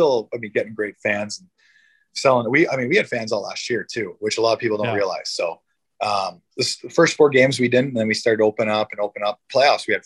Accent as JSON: {"language": "English", "town": "Haliburton", "region": "Ontario", "country": "Canada", "tie": "born or raised there", "also_born_or_lived": "Ottawa", "moved": "as an adult", "lives_now": "Nashville, United States", "said": "I grew up obviously in Haliburton, and being from Ontario"}